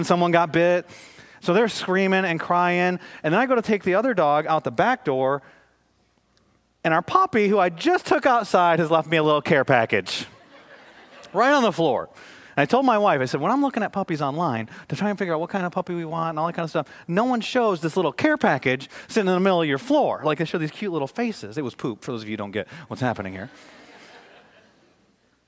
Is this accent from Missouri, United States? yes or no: no; Michigan, United States; moved away; also born or lived in Dallas, Texas; I'm from Michigan